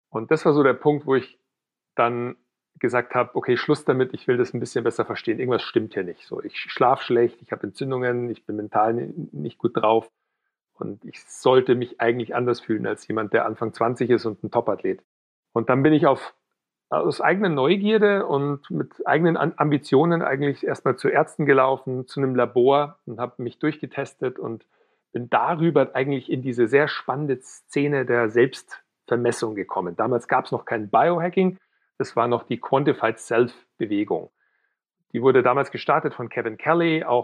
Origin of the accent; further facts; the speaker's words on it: Weilheim, Bavaria, Germany; now in Munich, Germany; ich komme ursprünglich aus Weilheim in Oberbayern, wohne mittlerweile in München